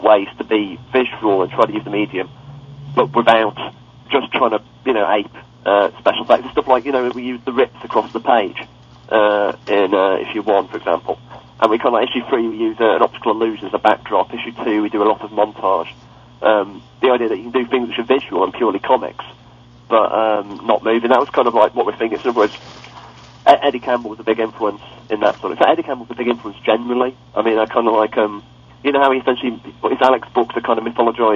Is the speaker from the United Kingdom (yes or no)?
yes; England, United Kingdom; I'm English